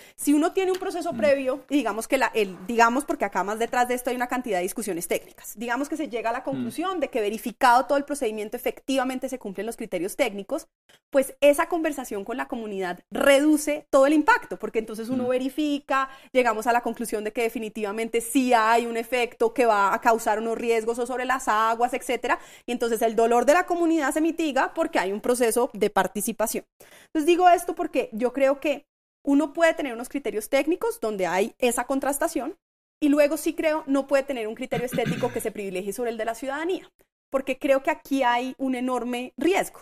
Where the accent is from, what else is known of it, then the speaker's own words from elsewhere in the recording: Bogotá, Colombia; somos representados como ciudadanos bogotanos